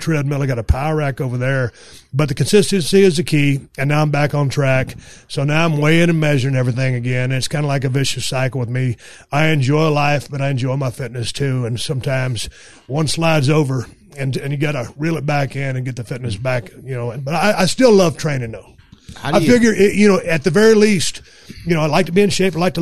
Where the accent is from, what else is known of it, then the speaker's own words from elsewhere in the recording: South Texas, United States; now in Los Angeles, United States; I'm from South Texas